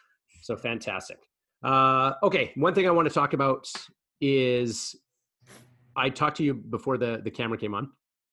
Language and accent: English; United States; I'm American as well.